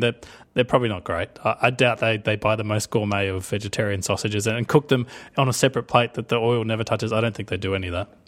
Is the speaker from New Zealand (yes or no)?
no; Australia; I'm Australian.